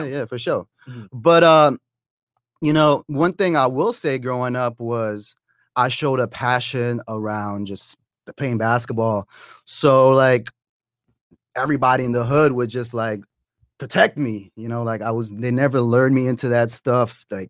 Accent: Toronto, Ontario, Canada; now in Atlanta, United States; I am originally from Toronto, but I live in Atlanta.

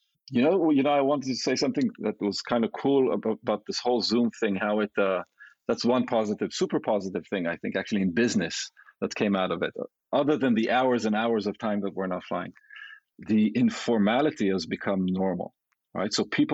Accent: Japan; born there; also born or lived in Israel / London; I was born in Asia, in Japan, and then I traveled to Israel and then to London.

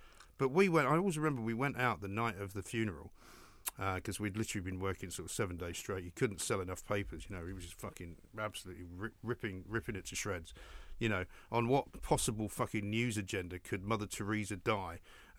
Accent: Ireland; There's not much point in trying to investigate what's going on in my brain because I'm Irish.

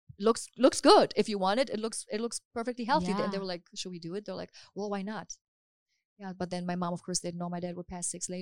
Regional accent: Hamburg, Germany; moved away as an adult; now in Los Angeles, United States; I'm from Hamburg in Germany.

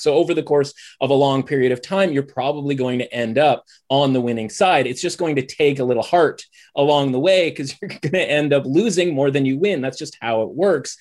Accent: British Columbia, Canada; moved away as an adult; now in Toronto, Canada; I'm currently living in Toronto, which I have for oh. about 15 years now, but I'm originally a British Columbian

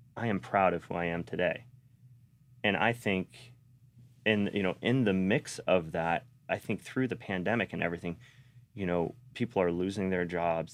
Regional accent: Sarasota, Florida, United States; also born or lived in North Las Vegas / Bradenton; I was raised here in Sarasota. and Bradenton out by, which is now Lakewood Ranch

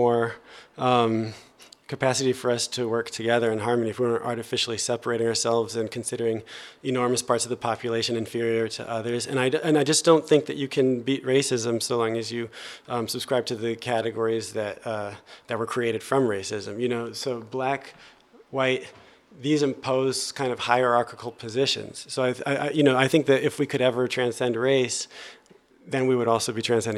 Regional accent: New Jersey, United States; moved away as an adult; now in Paris, France; I'm from New Jersey

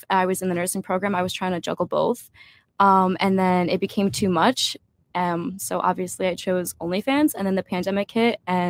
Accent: New Jersey, United States; I am from Jersey.

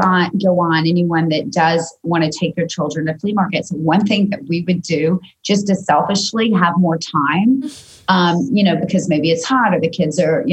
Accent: Georgia, United States; moved away; I'm from the deep south. I'm from Georgia and I'm the youngest of five.

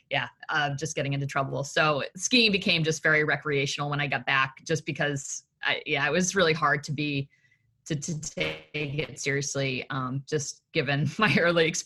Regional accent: Tennessee, United States; also born or lived in Massachusetts; I was born in Massachusetts, and then my family moved down to Tennessee, and I would say.

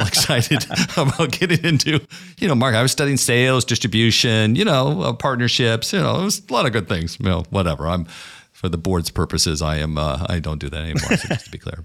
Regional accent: Brooklyn, New York, United States; I'm from Brooklyn

